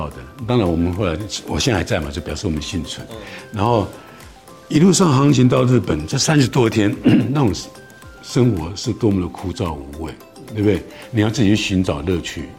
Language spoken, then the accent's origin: Chinese; Taiwan; 我们台湾人这种春耕秋收嘛